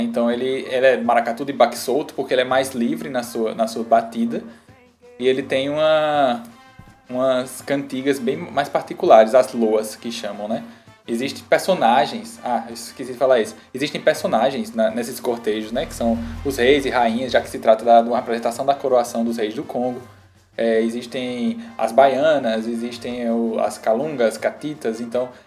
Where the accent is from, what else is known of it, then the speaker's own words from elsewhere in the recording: Campina Grande, Paraíba, Brazil; now in João Pessoa, Brazil; eu sou paraibano, né, de Campina Grande. Moro em João Pessoa